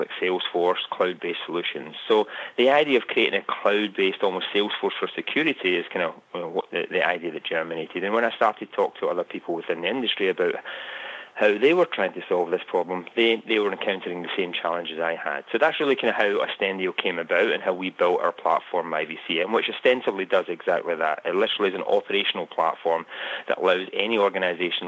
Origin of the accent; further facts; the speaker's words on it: Scotland, United Kingdom; moved away as an adult; now in United States; you can tell from my accent, I'm originally from Scotland, although I've lived in the US for close to 20 years